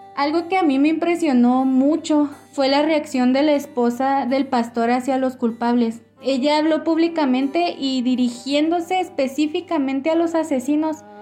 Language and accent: Spanish; Ciudad Juárez, Chihuahua, Mexico; moved away as an adult; now in El Paso, United States; tenemos casi tres años de casados y somos originarios de Ciudad Juárez, Chihuahua.